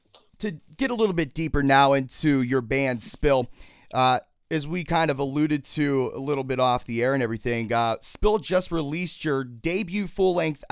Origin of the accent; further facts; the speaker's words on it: Pennsylvania, United States; I'm from Pennsylvania too